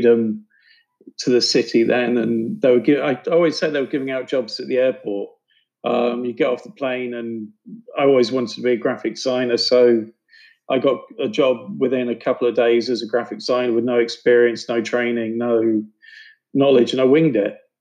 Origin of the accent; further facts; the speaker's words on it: United Kingdom; moved away; also born or lived in New York; I grew up just outside of London